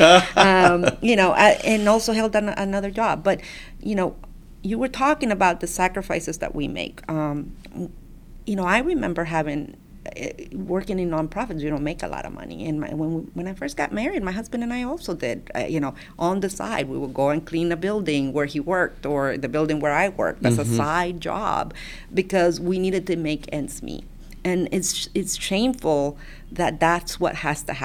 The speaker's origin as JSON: {"language": "English", "country": "Honduras", "tie": "born or raised there", "moved": "yes", "lives_now": "Texas, United States", "said": "I'm an immigrant from Honduras, and my grandfather and my grandmother, it's who raised me. You know, my mom immigrated here, had to leave us behind in Honduras."}